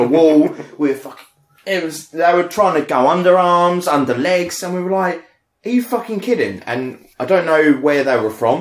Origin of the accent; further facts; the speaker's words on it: United Kingdom; we are very British